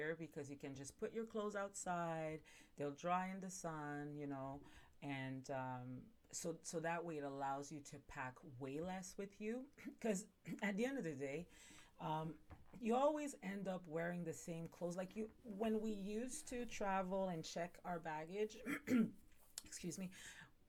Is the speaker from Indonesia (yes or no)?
no; Montreal, Quebec, Canada; now in Ontario, Canada; I'm initially from Montreal, I'm pretty sure I've said that, and I now live in Ontario